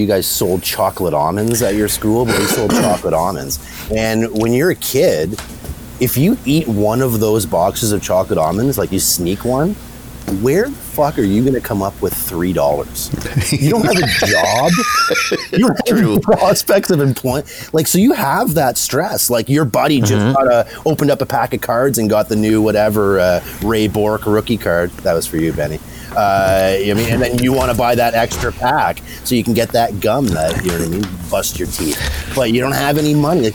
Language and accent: English; Toronto, Ontario, Canada; I grew up in East York in Toronto